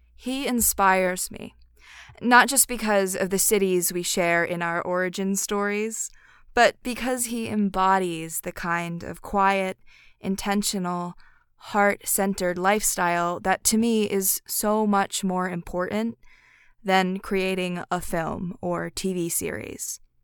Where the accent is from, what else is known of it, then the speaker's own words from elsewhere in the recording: Philadelphia, Pennsylvania, United States; Philadelphia, my hometown